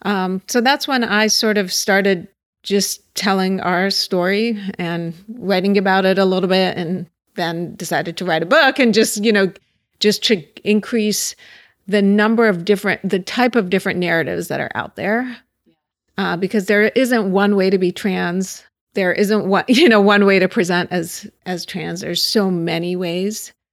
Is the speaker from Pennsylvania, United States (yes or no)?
yes; Pittsburgh, Pennsylvania, United States; now in Los Angeles, United States; I grew up in Pittsburgh